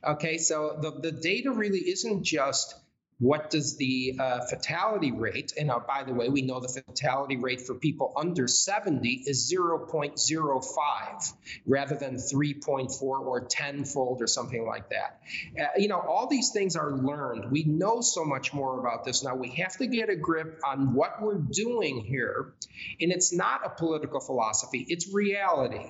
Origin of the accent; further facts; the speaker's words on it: United States; as an American